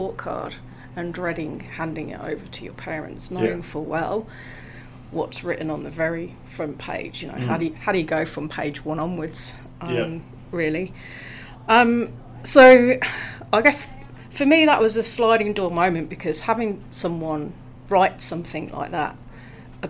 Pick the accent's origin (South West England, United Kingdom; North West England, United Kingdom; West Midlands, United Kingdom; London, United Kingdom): West Midlands, United Kingdom; Coventry; moved away as an adult; now in Australia; I'm from the UK, which you can probably tell from my accent. So I come from a city called Coventry.